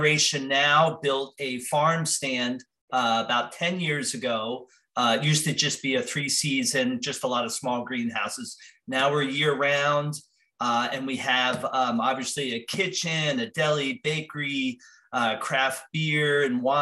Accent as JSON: {"language": "English", "region": "New Jersey", "country": "United States", "tie": "born or raised there", "said": "I grew up in New Jersey surrounded by farms"}